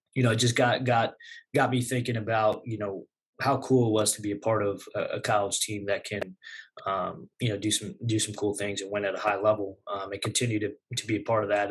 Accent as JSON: {"language": "English", "area": "Southwest Nassau County, Long Island", "region": "New York", "country": "United States", "tie": "born or raised there", "moved": "as an adult", "said": "grew up in uh, Southwest Nassau County, there, kind of ten minutes west of a much more notable high school program in Long Beach"}